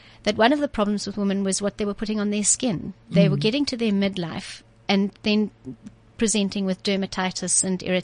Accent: Cape Town, Western Cape, South Africa; also born or lived in Zimbabwe; I'm from Cape Town. I was born in Zimbabwe, proudly

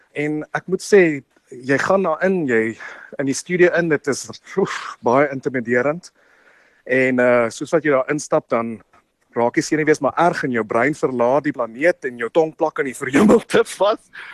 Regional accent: South Africa

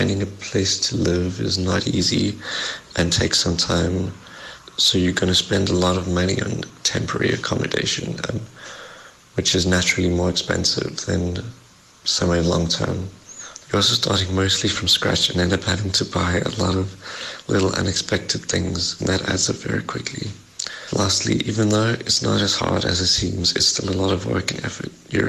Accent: Johannesburg, Gauteng, South Africa; moved away as an adult; now in Berlin, Germany; I'm from Johannesburg, now living in Berlin.

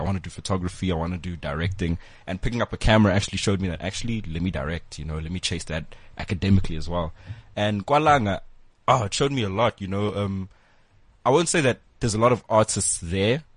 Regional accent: Cape Town, Western Cape, South Africa; moved away as an adult; now in Johannesburg, South Africa; I moved from Cape Town to Wits, then I left Wits, but I was still here in Joburg

